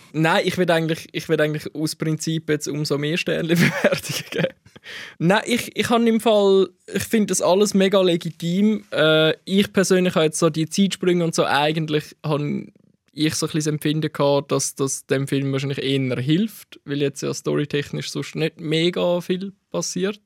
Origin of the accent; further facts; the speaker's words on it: Gold Coast, Zurich, Switzerland; Ich bin wirklich im Ghetto von der Goldküste aufgewachsen